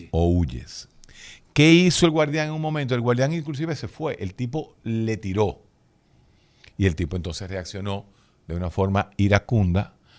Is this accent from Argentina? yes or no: no; Dominican Republic; uno como dominicano, latino